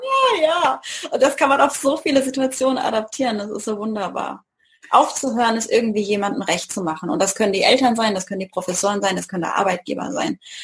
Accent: Mannheim, Baden-Württemberg, Germany; Hier in der Gegend von Mannheim

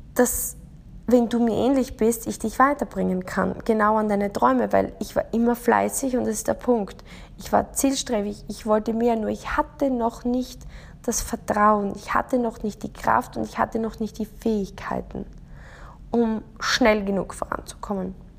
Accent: Austria; Ich bin in Österreich aufgewachsen

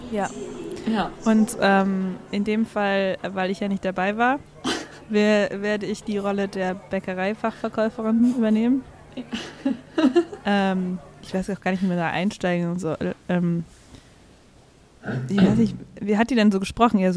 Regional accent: Rosenheim, Bavaria, Germany; aber ich komme ja eigentlich aus München, da sagt man das gar nicht. Ähm, ja, also, ähm, ich, äh, ich bin die …. Ich komme eigentlich aus Rosenheim.

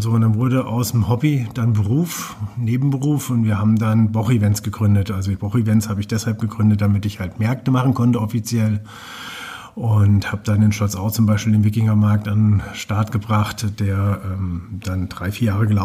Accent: Fulda, Hesse, Germany; also born or lived in Bad Kissingen; Also ich bin in Bad Kissing geboren und von dort aus dann direkt nach Fulda gezogen. Vorher noch einen kleinen Umweg über Schwabenlindler, Heidenheim, Königsbronn gemacht. Aber so die meisten von meinen 46 Lenzen habe ich in Fulda verbracht.

